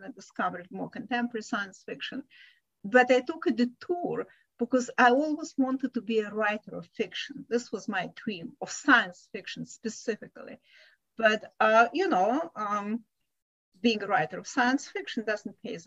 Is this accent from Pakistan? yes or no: no; Ukraine; also born or lived in Israel / London / Hong Kong / Italy; now in California, United States; I was born in the USSR. So I was born in a fictional country because the country no longer exists